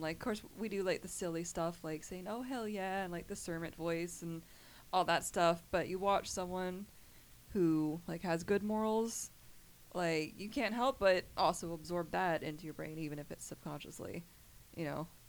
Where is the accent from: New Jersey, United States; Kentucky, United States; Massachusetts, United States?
Kentucky, United States; also born or lived in Georgia; I was a uh, originally born in Georgia. Only lived there for two years, and then I was raised in Kentucky.